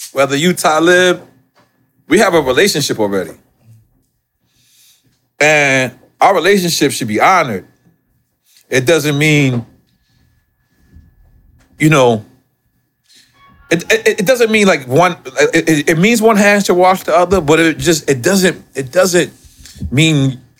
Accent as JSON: {"language": "English", "town": "New York City", "region": "New York", "country": "United States", "said": "I'm from Left Back"}